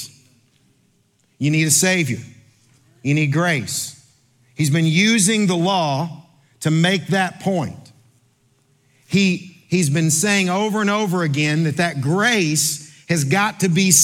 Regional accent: Kentucky, United States; I'm from Kentucky

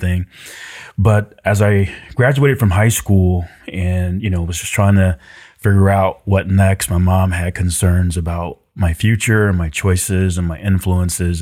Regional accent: Decatur, Georgia, United States; also born or lived in Florida; I grew up uh, in an urban, suburban part of Atlanta, uh, a town called Decatur

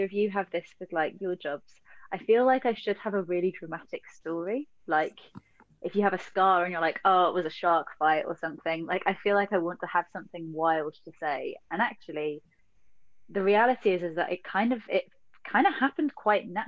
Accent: London, United Kingdom; I grew up in Southeast London.

